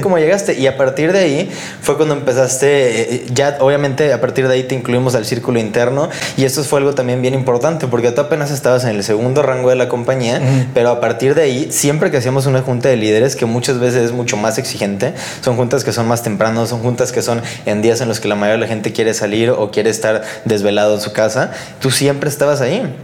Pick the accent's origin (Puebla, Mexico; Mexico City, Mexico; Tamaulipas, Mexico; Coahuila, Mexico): Tamaulipas, Mexico; Tampico; yo vengo de Tampico, Tamaulipas